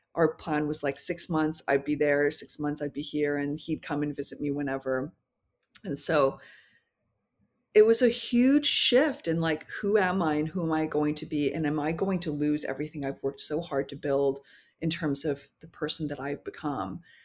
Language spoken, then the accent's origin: English; North Vancouver, British Columbia, Canada; also born or lived in Paris; I grew up in North Vancouver, so it was, uh, predominantly, like, white people